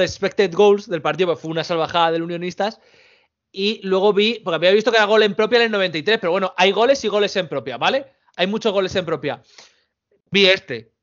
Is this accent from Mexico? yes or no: no; Spain; los españoles y los portugueses somos los pobres de Europa